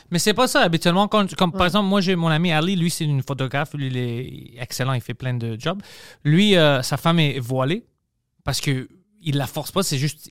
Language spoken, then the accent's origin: French; Greece; now in Quebec, Canada; mon accent ou whatever parce que je suis grec